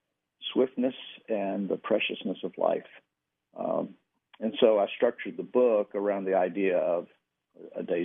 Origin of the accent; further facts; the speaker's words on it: Danville, Virginia, United States; moved away; I went back to my hometown in Virginia, and back to Danville, where I grew up